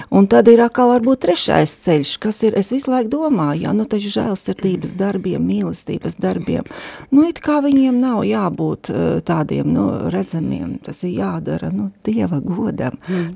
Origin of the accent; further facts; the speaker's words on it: Daugavpils, Latgale, Latvia; moved away as an adult; now in Riga, Latvia; es esmu dzimusi Daugavpilī un līdz 19 gadu vecumam esmu dzīvojusi tur